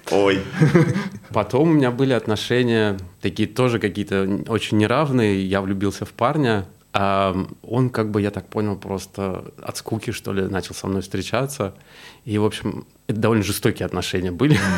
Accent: Korolyov, Moscow Oblast, Russia; я жил в Москве некоторое время, лет пять. И... Ты сам не из Москвы, получается? Из Подмосковья. Mm-hmm. Это Королев. И я вернулся домой к родителям. В Королев? Да.

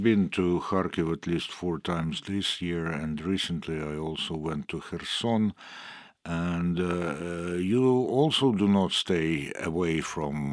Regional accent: Sweden; English is a second language; I'm originally from Sweden.

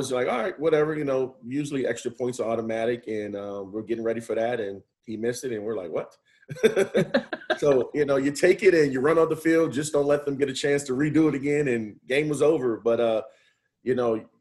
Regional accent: New Orleans, Louisiana, United States; moved away as an adult; also born or lived in Michigan; now in West Bloomfield, United States; the Manning brothers are from my hometown

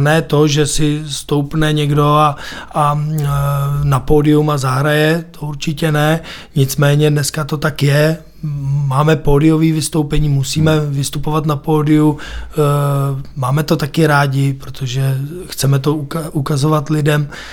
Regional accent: Písek, South Bohemian Region, Czechia; Je to moje rodné město, narodil jsem se tam

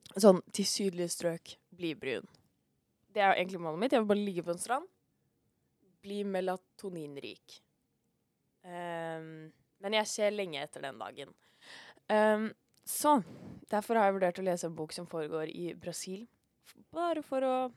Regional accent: Norway; vi er nordmenn

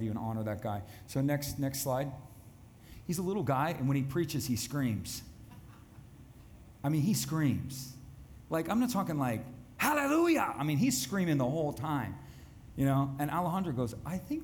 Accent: United States; I'm the American guy

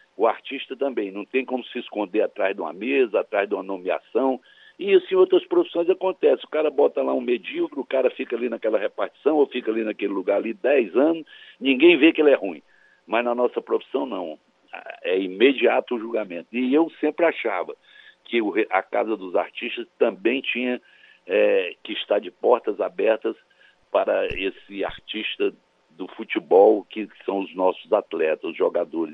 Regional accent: Cristalina, Goiás, Brazil; Cristalina, que foi onde eu nasci lá em Goiás

